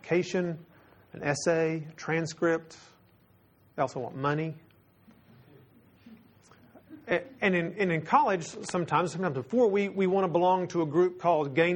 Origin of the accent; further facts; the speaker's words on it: Texas, United States; I am from Texas